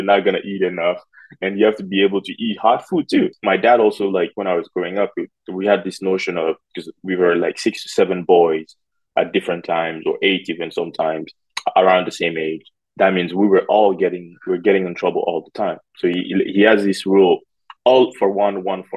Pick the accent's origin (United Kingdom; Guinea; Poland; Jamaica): Guinea; Conakry; now in United States; I was born in Conakry in a neighborhood called Bonfim, which is where my mom still lives today